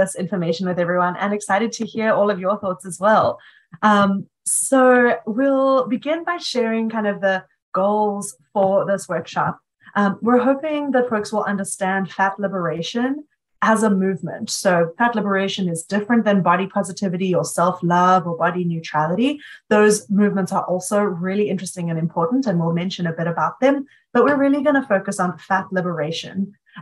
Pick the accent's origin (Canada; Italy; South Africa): South Africa; Cape Town, Western Cape; moved away as an adult; now in Chicago, United States; I grew up in Cape Town, South Africa, and I'm now living in Chicago